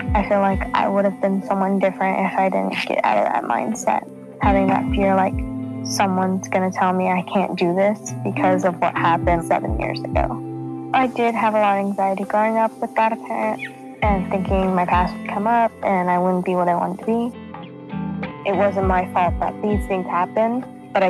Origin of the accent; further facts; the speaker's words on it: Aliso Viejo, California, United States; I'm from Aliso Viejo, California